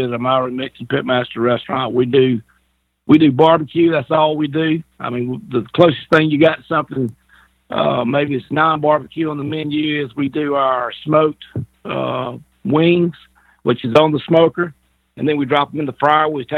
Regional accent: the South, United States; being in the South, born and raised. I love being a Southerner.

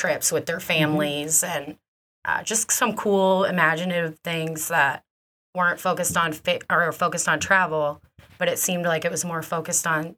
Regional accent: Newburgh, Indiana, United States; also born or lived in Evansville, Indiana; Proud Evansville native. I grew up in Newburgh by the river. Loved it. Very proud to be from Evansville

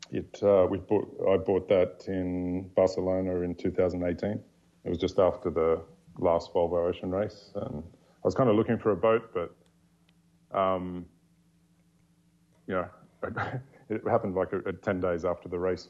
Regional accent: just north of Sydney, New South Wales, Australia; moved away; I grew up in Australia, just north of Sydney

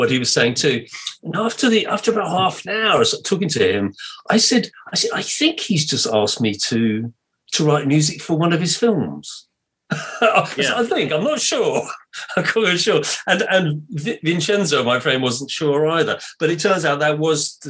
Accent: England, United Kingdom; I'm English

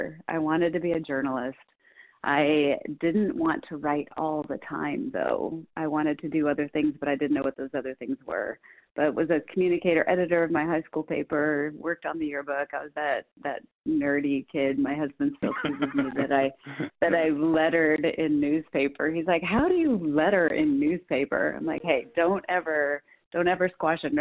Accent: Minnesota, United States; also born or lived in Nebraska; I was born in Nebraska, raised in Minnesota.

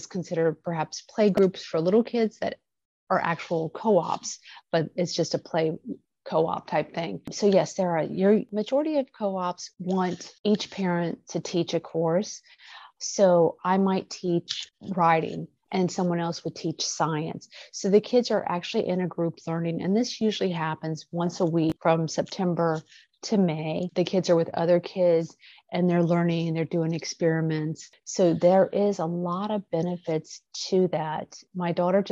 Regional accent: Midwest, United States; moved away; I'm from the Midwest

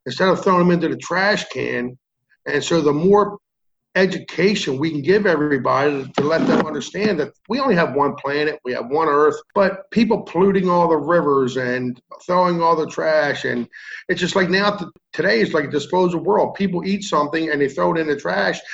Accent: Maryland, United States; I'm from Maryland.

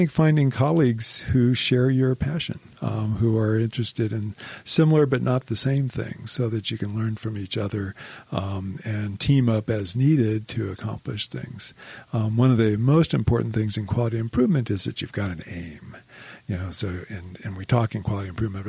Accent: Miami, Florida, United States; moved away as an adult; also born or lived in New York City; now in Utah, United States; I grew up in Miami, Florida.

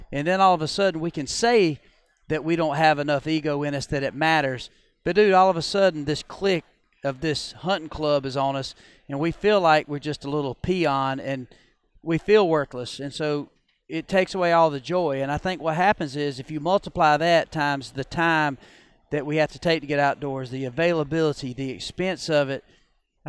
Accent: Georgia, United States; I grew up in Georgia

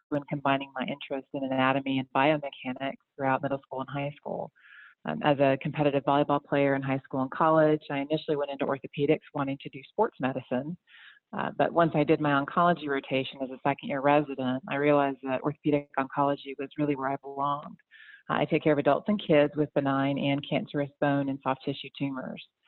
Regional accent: outside of Atlanta, Georgia, United States; also born or lived in Chicago, Illinois / Winston-Salem, North Carolina; now in North Carolina, United States; originally, I'm from Chicago, grew up a little bit outside of Atlanta

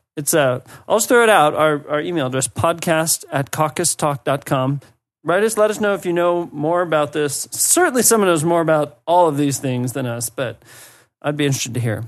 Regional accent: United States; moved away; as an American

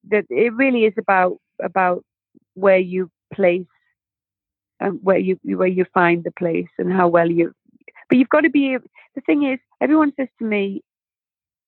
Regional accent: North East England, United Kingdom; They're from my hometown

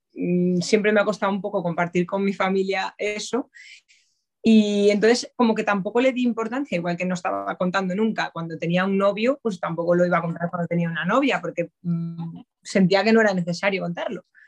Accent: A Coruña, Galicia, Spain; moved away as an adult; now in Madrid, Spain; soy gallega, soy de Coruña pero vamos, ya afincada aquí en Madrid desde hace 11 años prácticamente

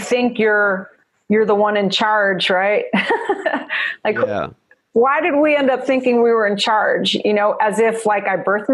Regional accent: New Jersey, United States; accent: Jersey; also born or lived in New York City; now in Los Angeles, United States; I was born in New York City. I grew up in Jersey. You hear the Jersey girl in me

